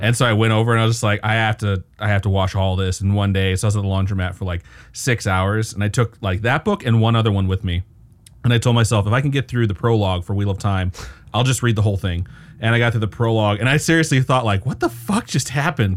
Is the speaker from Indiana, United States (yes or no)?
yes; Valparaiso, Indiana, United States; now in Las Vegas, United States; which is actually where I am from